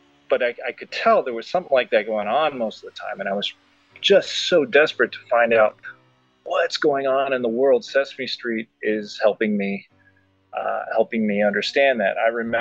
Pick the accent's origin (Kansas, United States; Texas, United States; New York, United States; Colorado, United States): Kansas, United States; Like, I grew up in Kansas in the 70s and the 80s, and like I said, it was already in a pretty conservative, very cloistered growing up.